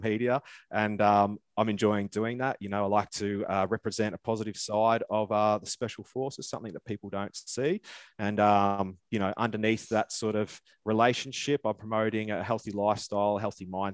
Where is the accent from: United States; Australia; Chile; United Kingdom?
Australia; Melbourne, Victoria; I grew up down in Melbourne